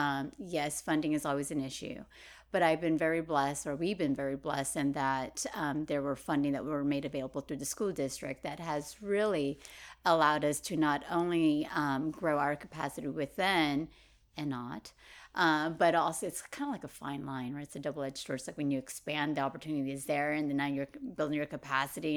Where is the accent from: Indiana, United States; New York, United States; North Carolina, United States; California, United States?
California, United States; Merced; I grew up in Merced